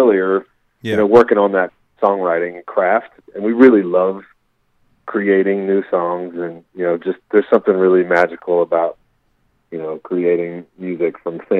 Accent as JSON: {"language": "English", "region": "Virginia", "country": "United States", "tie": "born or raised there", "said": "I grew up in Virginia"}